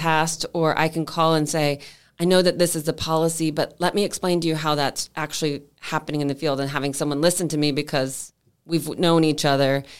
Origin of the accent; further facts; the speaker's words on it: Clearwater, Florida, United States; moved away as an adult; also born or lived in Seattle; I grew up in Clearwater, Clearwater High, all the way, went to University of Florida